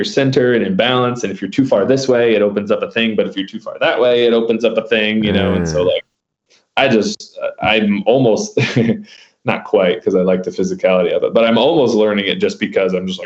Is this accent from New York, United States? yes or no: no; Michigan, United States; now in Barnardsville, North Carolina, United States; I'm originally from Michigan